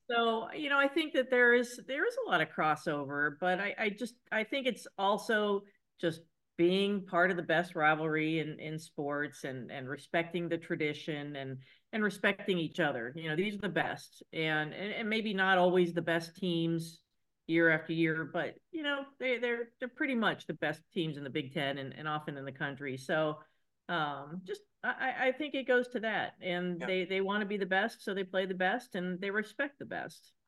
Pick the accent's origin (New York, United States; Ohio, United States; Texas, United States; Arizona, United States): Ohio, United States; Cincinnati; I grew up in Cincinnati